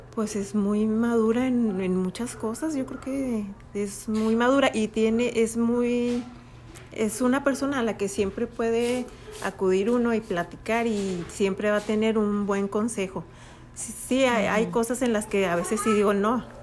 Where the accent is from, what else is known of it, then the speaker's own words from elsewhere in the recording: Chihuahua, Mexico; Nosotros somos de Chihuahua.